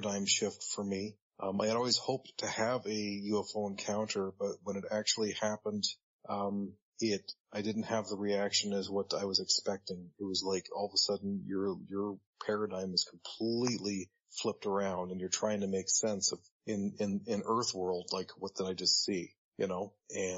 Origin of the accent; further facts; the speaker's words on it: Orangeville, Ontario, Canada; now in Hamilton, Canada; I live in Hamilton, Ontario, and I grew up in Orangeville, Ontario